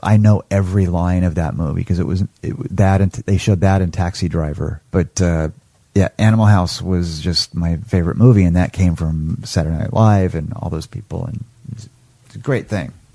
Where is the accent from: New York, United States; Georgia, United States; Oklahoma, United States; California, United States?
Oklahoma, United States; I grew up in Oklahoma